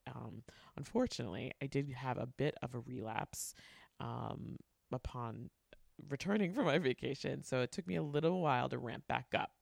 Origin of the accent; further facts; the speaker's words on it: New York, United States; I grew up in New York